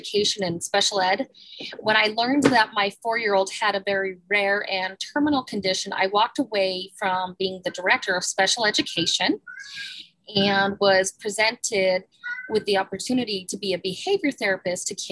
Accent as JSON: {"language": "English", "town": "Salt Lake City", "region": "Utah", "country": "United States", "tie": "born or raised there", "said": "I grew up in Salt Lake City, downtown Salt Lake."}